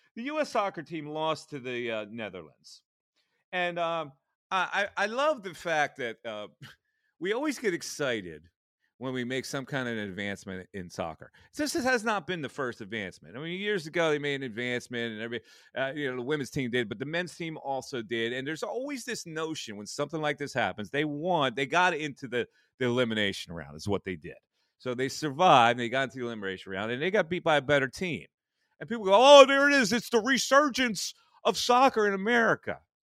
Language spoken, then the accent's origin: English; United States; we're spoiled American brats